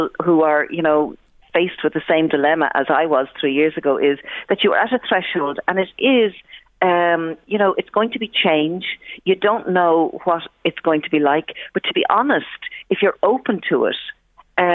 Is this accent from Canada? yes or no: no; Ireland; we are strong Irish women